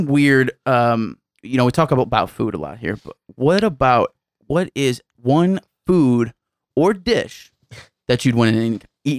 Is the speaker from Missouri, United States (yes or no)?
yes; St. Louis, Missouri, United States; You say, where are you from? I say St. Louis